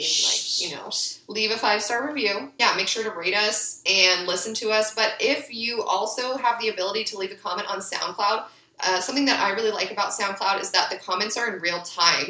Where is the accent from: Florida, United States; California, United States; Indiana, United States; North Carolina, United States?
California, United States; Ventura; I grew up in Ventura